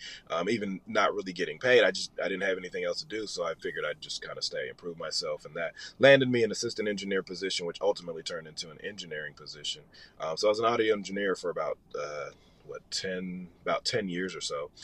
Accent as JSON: {"language": "English", "town": "Nashville", "region": "Tennessee", "country": "United States", "tie": "born or raised there", "also_born_or_lived": "Los Angeles", "moved": "as an adult", "lives_now": "Atlanta, United States", "said": "originally born in Los Angeles. I grew up in Nashville"}